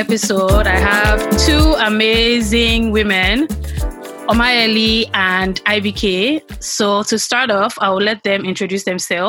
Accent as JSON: {"language": "English", "country": "Nigeria", "tie": "born or raised there", "also_born_or_lived": "Lagos", "moved": "as an adult", "said": "we were raised in Nigeria, regardless of our current locations. We were raised in Nigeria. We went to primary secondary school in Nigeria."}